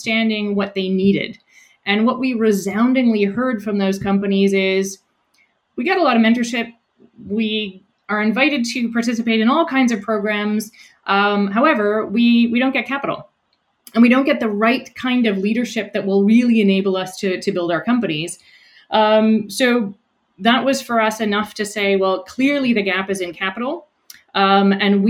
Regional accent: rural New Brunswick, Canada; moved away as an adult; also born or lived in Montreal / Netherlands; now in Halifax, Canada; I grew up in New Brunswick, in rural New Brunswick.

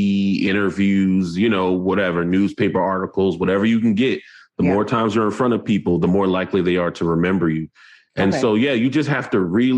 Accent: North Charleston, South Carolina, United States; I'm from North Charleston, South Carolina

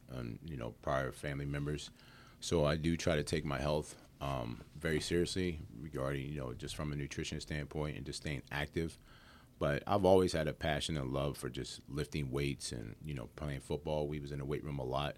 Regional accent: Hagerstown, Maryland, United States; moved away as an adult; also born or lived in Harrisburg, Pennsylvania; now in Winchester, United States; I'm originally from Harrisburg, Pennsylvania, um, but then I grew up in Hagerstown, Maryland.

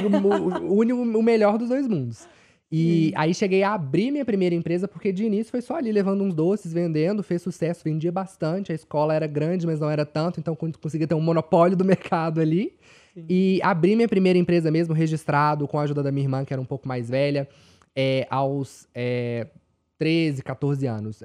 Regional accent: Belo Horizonte, Minas Gerais, Brazil; eu sou de Minas, de Belo Horizonte

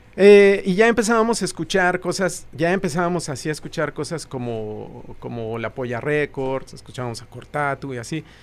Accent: Mexico City, Mexico; also born or lived in Aragón / Iztacalco; nací en Iztacalco. Y, como hasta los 12 años fui de, Aragón. Ajá, y luego regresé a vivir a Iztacalco.

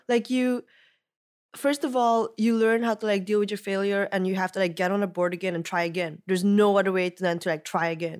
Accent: Belgium; moved away as an adult; also born or lived in Ghent; growing up in Belgium, like, you know, in that little town

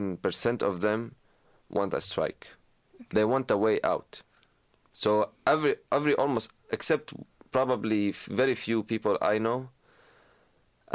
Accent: Syria; now in United States; not only as an American, as a Syrian

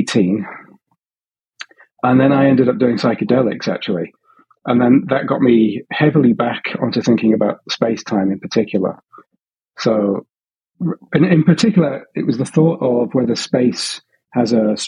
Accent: Hull, Yorkshire and the Humber, United Kingdom; now in Sydney, Australia; I grew up in Hull, in a slightly working class area

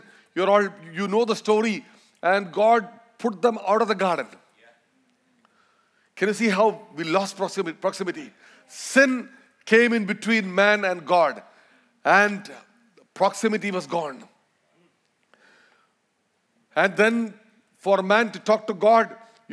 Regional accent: Malayalam, Kerala, India; accent: Indian, Malayalam accent; first language Malayalam; English is a second language; we're gonna speak Malayalam. That's my mother tongue

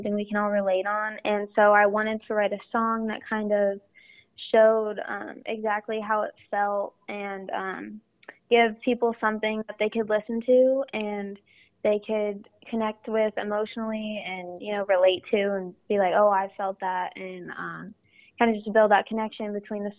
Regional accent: Phoenix, Arizona, United States; also born or lived in Columbus, Ohio; we moved to Arizona whenever I was super young.

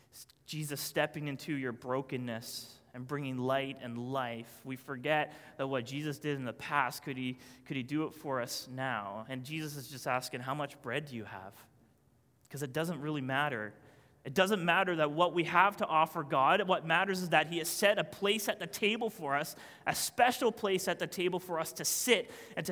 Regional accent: Newfoundland and Labrador, Canada; I'm a Newfoundlander.

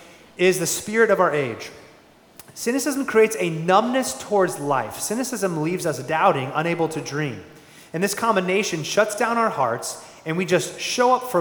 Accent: Phoenix, Arizona, United States; Born and raised in Phoenix, Arizona

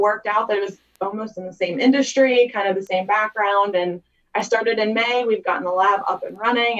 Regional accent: Uniontown, Pennsylvania, United States; now in Belle Vernon, United States; I'm the lab manager at Penn Health. I'm originally from Uniontown, Pennsylvania, but I currently live in Bell Vernon.

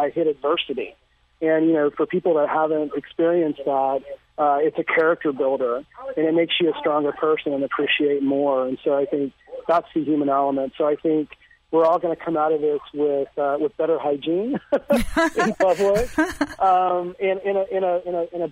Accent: Austin, Texas, United States; my hometown of Austin, Texas

